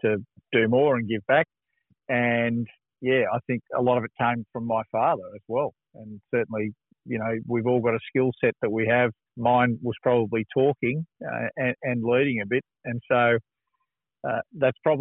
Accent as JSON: {"language": "English", "town": "Sydney", "region": "New South Wales", "country": "Australia", "tie": "born or raised there", "said": "I grew up in Eastwood, which is sort of northwest Sydney"}